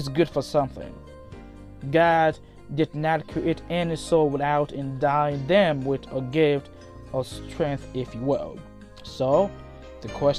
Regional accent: Liberia; moved away as an adult; now in United States; As you can already tell by my accent, I'm originally from Liberia. I came to the US in January 2016

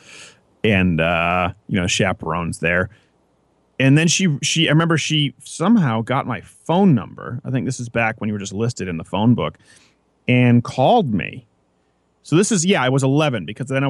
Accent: Canada; now in United States; I was going from Prairieville Elementary to Centennial Regional High School, middle school. It's 7th and 8th grade is middle school in Canada

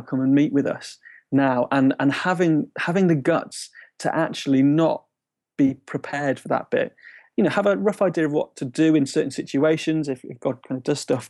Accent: Shrewsbury, West Midlands, United Kingdom; moved away as an adult; also born or lived in Nuneaton; now in Bristol, United Kingdom; I grew up in Shrewsbury

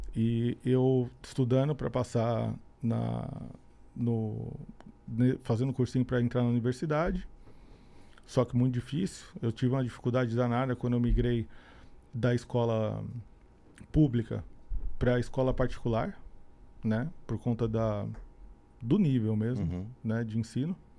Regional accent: São Bernardo do Campo, São Paulo, Brazil; moved away as an adult; also born or lived in Santo André / São Caetano do Sul; Eu sou do ABC Paulista, na, nasci na cidade chamada São Bernardo

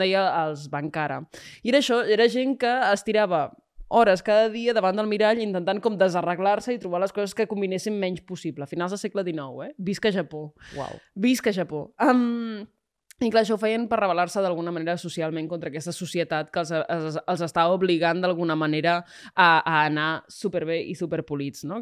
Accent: Calella, Catalonia, Spain; jo vinc de Calella de la Costa

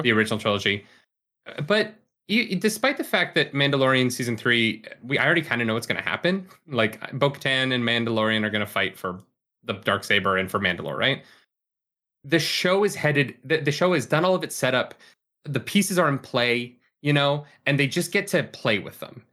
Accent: Calgary, Alberta, Canada; born or raised there; moved away

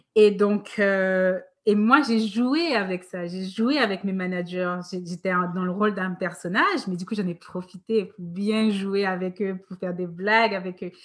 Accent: Guadeloupe; moved away as an adult; also born or lived in France; quand j'étais petite, j'habitais donc en Guadeloupe

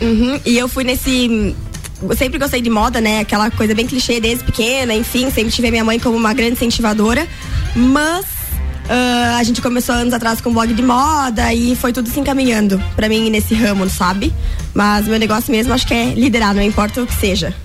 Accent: Chapecó, Santa Catarina, Brazil; also born or lived in Balneário Camboriú; now in Lages, Brazil; Eu venho de Chapecó, mas eu tava morando em Balneário

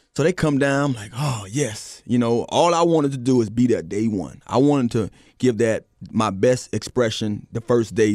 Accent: Miami, Florida, United States; I'm from Miami

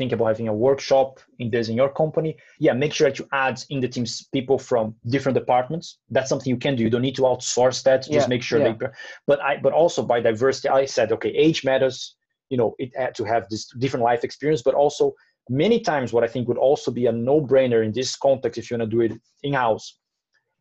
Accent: Brazil; I'm from Brazil

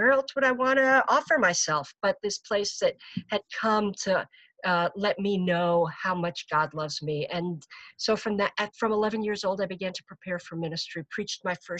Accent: Babylon, New York, United States; I was born on Good Friday, raised in a town called Babylon.

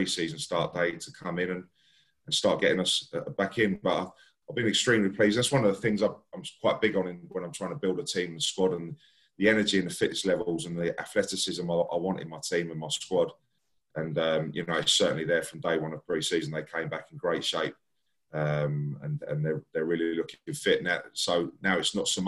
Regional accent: Barnet, London, United Kingdom; I grew up in Barnet, still live here now in Barnet

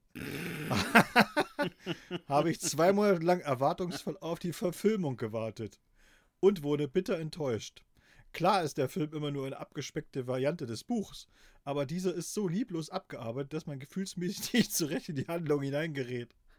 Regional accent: GDR, East Germany, Germany; Ich bin natürlich äh, in der DDR groß geworden

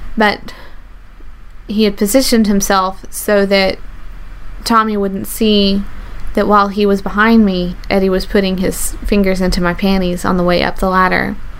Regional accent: the South, United States; I grew up in the South

